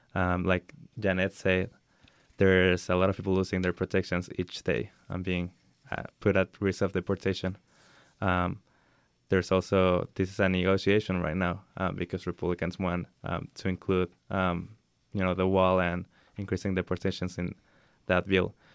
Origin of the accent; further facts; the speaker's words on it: Acapulco, Guerrero, Mexico; now in United States; me and my family are from Acapulco, Mexico, and we came to the United States around six years ago